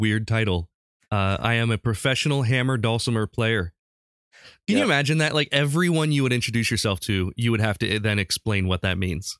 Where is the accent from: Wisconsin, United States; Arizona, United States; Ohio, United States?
Ohio, United States; Urbana; my hometown of Urbana, Ohio.